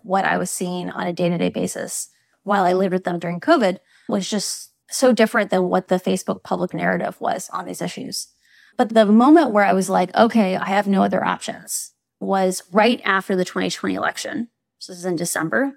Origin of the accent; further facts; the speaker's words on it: Iowa, United States; I grew up in Iowa